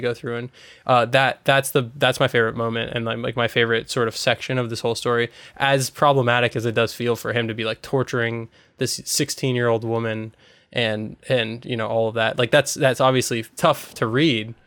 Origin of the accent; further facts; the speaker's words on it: United States; as an American